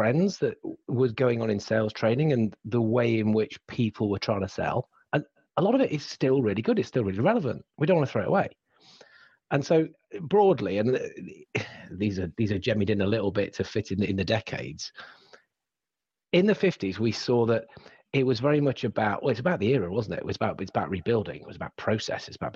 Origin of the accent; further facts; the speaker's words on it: England, United Kingdom; accent: English; my accent becomes terribly English